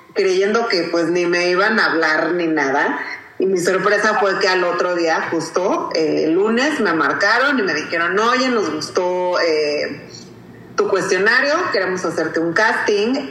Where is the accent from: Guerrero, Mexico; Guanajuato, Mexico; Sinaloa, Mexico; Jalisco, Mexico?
Guerrero, Mexico; Acapulco; yo soy de Acapulco y quiero representar a Guerrero, mi cocina